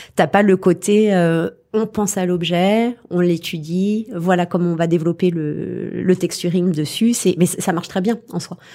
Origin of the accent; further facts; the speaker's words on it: Paris, Île-de-France, France; je suis parisienne à la base